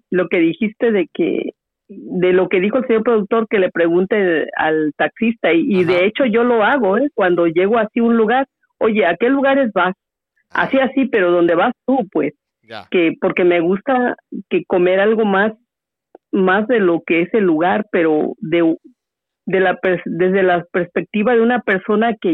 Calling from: Omaha, Nebraska, United States; de Omaha.

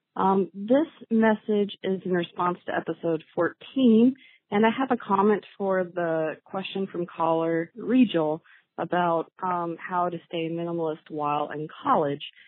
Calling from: Columbus, Ohio, United States; I'm calling from Columbus, Ohio

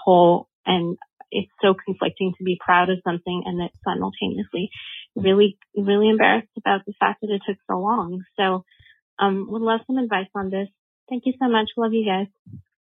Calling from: Montreal, Quebec, Canada; I'm calling in from Montreal, Canada

